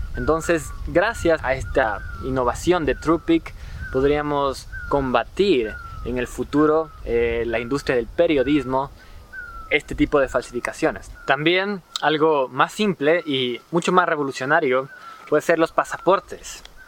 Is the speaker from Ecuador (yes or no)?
yes; Ecuador; en mi país, en Ecuador